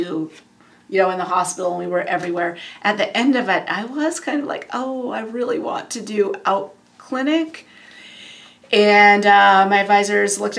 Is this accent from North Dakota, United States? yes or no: yes; North Dakota, United States; moved away; I was originally from North Dakota